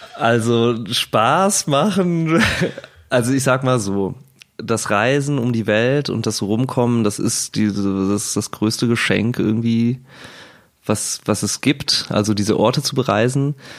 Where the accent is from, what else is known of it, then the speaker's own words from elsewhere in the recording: Cologne, North Rhine-Westphalia, Germany; now in Berlin, Germany; wir sind Kölsche Jungs